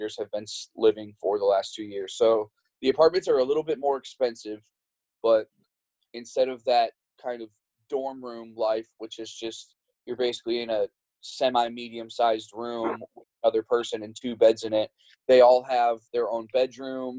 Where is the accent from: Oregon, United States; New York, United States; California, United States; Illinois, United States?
Illinois, United States; Chicago; now in Texas, United States; I am originally from the Chicago area.